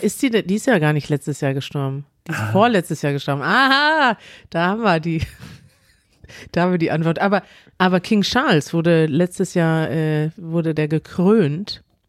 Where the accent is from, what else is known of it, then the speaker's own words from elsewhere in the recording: Germany; Als Deutsche